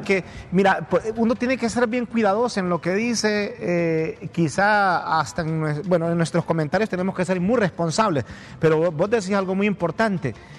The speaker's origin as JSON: {"language": "Spanish", "town": "Teupasenti", "region": "El Paraíso", "country": "Honduras", "tie": "born or raised there", "moved": "yes", "lives_now": "Tegucigalpa, Honduras", "said": "en mi pueblo, allá en el Paraíso, en Tiupacente"}